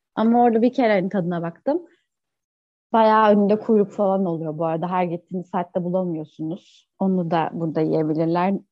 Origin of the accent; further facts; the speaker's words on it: Ankara, Turkey; moved away as an adult; now in İzmir, Turkey; Ankara doğumluyum ama 8 yıldır İzmir'de yaşıyorum. Üniversite için İzmir'e geldim